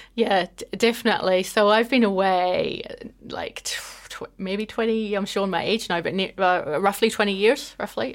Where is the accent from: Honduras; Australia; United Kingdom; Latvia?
United Kingdom; just outside Belfast, Northern Ireland; moved away as an adult; also born or lived in Scotland; now in New Zealand; I grew up just outside Belfast